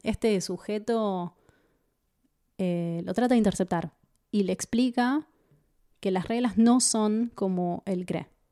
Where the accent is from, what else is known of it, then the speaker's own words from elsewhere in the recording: Argentina; nosotros somos argentinos